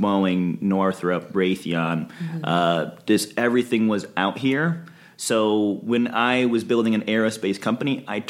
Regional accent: Midwest, United States; So I came out here from the Midwest. I didn't want to work in Detroit Auto and found some amazing companies, local companies here to work at in aerospace.

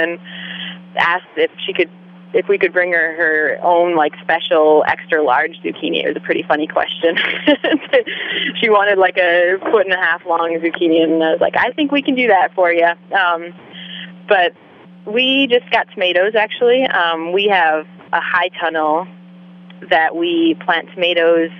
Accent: Wisconsin, United States; moved away as an adult; also born or lived in Alaska / Sooke, British Columbia; I'm from Wisconsin originally, so I'm far from my own family

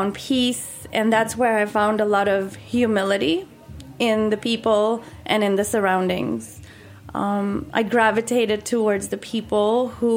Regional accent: Mumbai, Maharashtra, India; moved away as an adult; now in Wilton, United States; I grew up in Bombay, which is, you know, a big city.

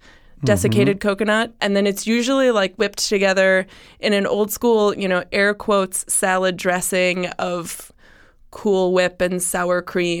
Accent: Wisconsin, United States; now in Columbus, United States; I mean, I was raised in Wisconsin.

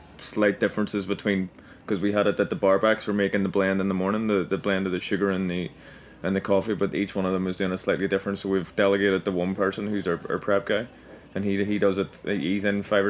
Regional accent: Antrim, Northern Ireland, United Kingdom; now in New York, United States; we're from Antrim

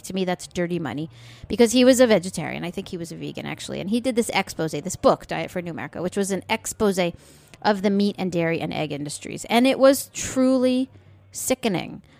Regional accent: United States; we're American

